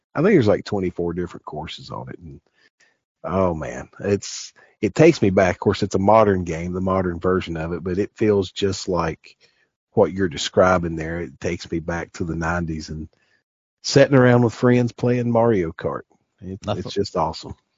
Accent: the South, United States; we're from the South around here

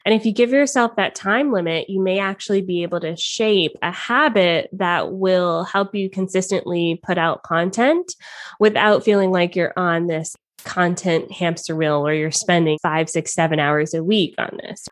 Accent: Atlanta, Georgia, United States; moved away as an adult; also born or lived in Toronto, Canada; now in Canada; I lived in Atlanta, Georgia. He lived in Toronto, Canada. So we did long distance for a little bit, then we fell in love, we got married, and I moved from my hometown to live with him in Canada

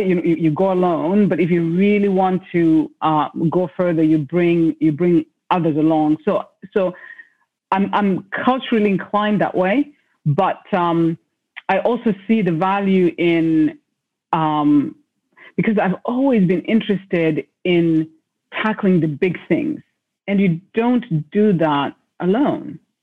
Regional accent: Zimbabwe; I was born in Zimbabwe in a place where being a girl child meant that um, there were certain sort of paths you're supposed to take

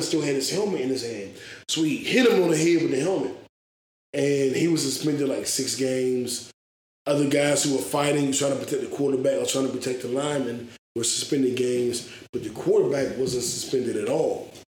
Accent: Washington, District of Columbia, United States; I'm black African American from DC

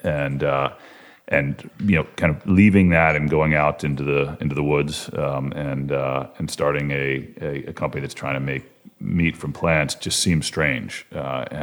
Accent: College Park, Maryland, United States; also born or lived in Washington, D.C. / Maine; I grew up in Washington, D.C. and in College Park, Maryland

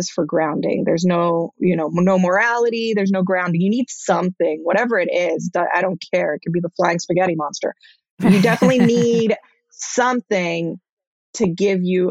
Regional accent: Israel; I was born in Israel, but my parents were traditional Israelis

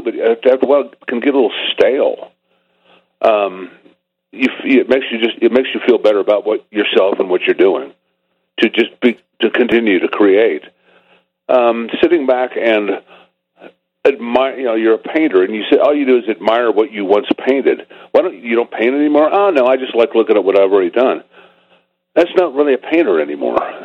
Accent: Topeka, Kansas, United States; growing up in Topeka, Kansas

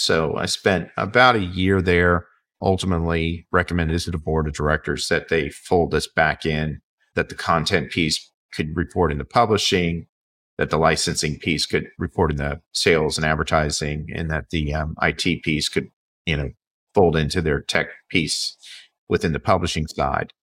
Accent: Vienna, Virginia, United States; I grew up in the Washington, D.C. area.

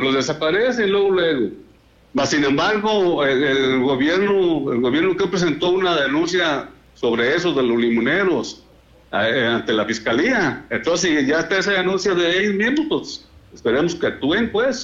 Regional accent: La Ruana, Michoacán, Mexico; allá en mi pueblo, en La Ruana, o sea, en el municipio de Bonavista

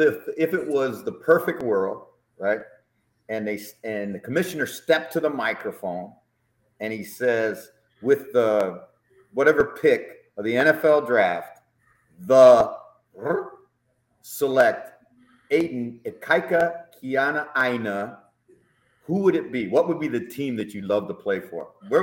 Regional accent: South Bend, Indiana, United States; when I was growing up in South Bend, right, I was a teenager in South Bend

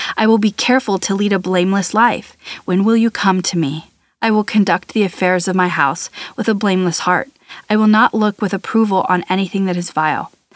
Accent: United States; as an American, I, I grew up in a different kind of thinking related to this.

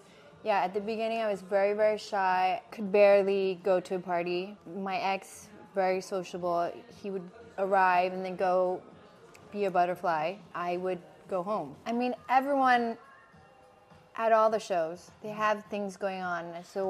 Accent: Hong Kong; now in New York, United States; I'm from Hong Kong, but I moved to New York in 2017.

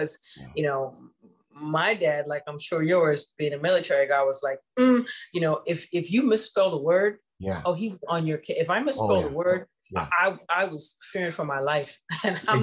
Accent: Ohio, United States; I'm from Ohio

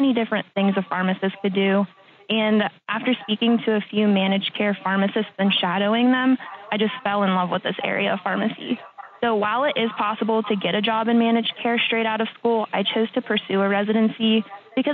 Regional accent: Pittsburgh, Pennsylvania, United States; I'm originally from Pittsburgh

